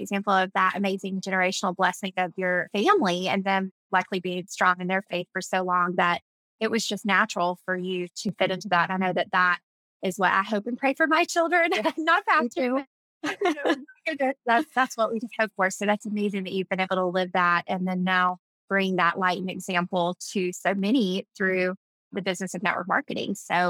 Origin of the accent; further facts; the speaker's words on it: Tampa, Florida, United States; But I grew up in Tampa, Florida. My dad is a pastor here, and I had a really wonderful childhood. I love being from Florida.